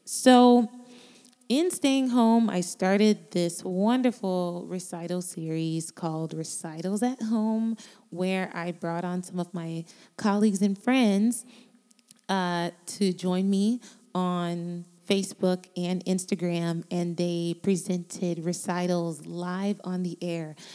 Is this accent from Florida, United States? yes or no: yes; Miami, Florida, United States; I am from Miami, Florida. And I was born to Jamaican parents, immigrants who came here many years ago with my big brother and my big sister. And they started a life in South Florida where I was born